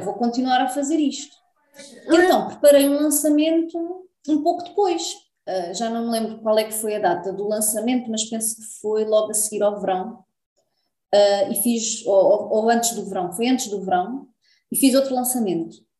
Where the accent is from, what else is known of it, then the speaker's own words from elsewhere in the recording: Lisbon, Portugal; moved away as an adult; now in Algarve, Portugal; Eu nasci em Lisboa, depois vim para o Algarve